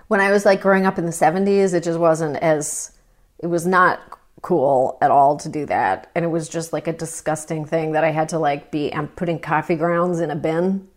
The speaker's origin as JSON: {"language": "English", "town": "Toronto", "region": "Ontario", "country": "Canada", "tie": "born or raised there", "said": "I grew up in Toronto."}